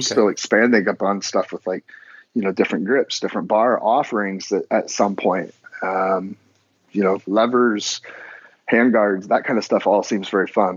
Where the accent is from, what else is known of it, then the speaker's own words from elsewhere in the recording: Indiana, United States; moved away; I grew up out there in the Midwest